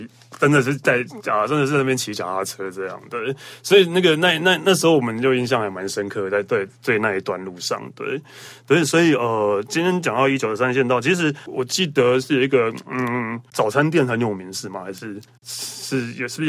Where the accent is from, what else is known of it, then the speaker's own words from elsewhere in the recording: Taiwan; 就像我们台湾人讲啊，这不会拎到都不待机啊，那种那种感觉